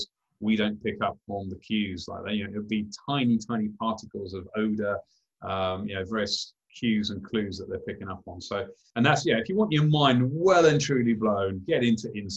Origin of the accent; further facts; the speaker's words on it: United Kingdom; as a British kid, we're somewhat limited in the number of species of frogs we've got in the UK.